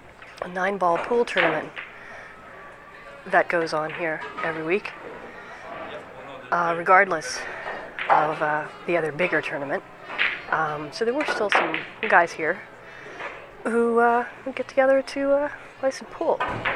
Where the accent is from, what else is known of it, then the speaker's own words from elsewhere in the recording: United States; now in Toronto, Canada; I come from the United States, and I've been a dual citizen of US and Canada for about a dozen years.